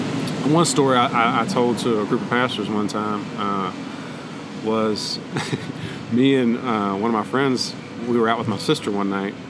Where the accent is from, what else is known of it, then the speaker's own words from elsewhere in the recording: Appalachia, West Virginia, United States; also born or lived in Eastern Panhandle, West Virginia; growing up in Appalachia, you know what I mean? So my dad wanted to kind of get us out of there, and he got a job with the state park system in West Virginia. So when I was 10 years old, we moved up 5 hours away, completely across the state, to the Eastern Panhandle